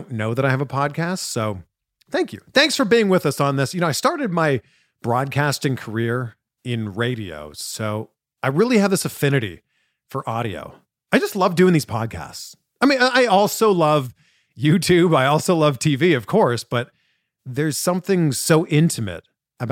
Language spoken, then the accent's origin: English; just outside of Toronto, Ontario, Canada; we're both from around the same area, just outside of Toronto. We're both Canadian.